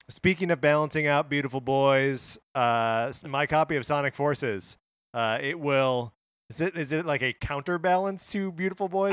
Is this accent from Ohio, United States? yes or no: no; Wisconsin, United States; moved away; born and raised in Wisconsin, lived there for, uh, you know, over I don't know, like, twenty-five years